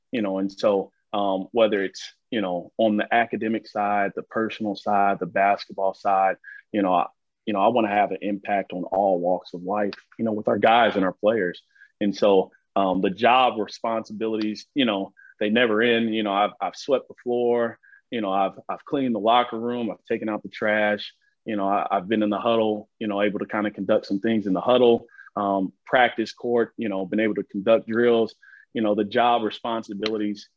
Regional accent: Chicago, Illinois, United States; moved away; I was born in Chicago

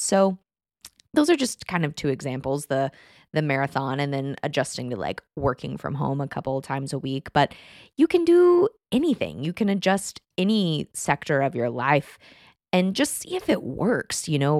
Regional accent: Texas, United States; moved away; I grew up in Texas

